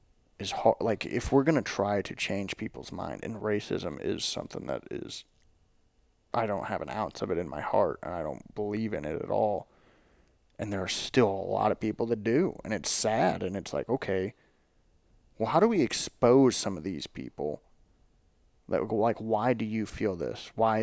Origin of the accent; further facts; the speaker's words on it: the South, United States; we're from the South, this is what we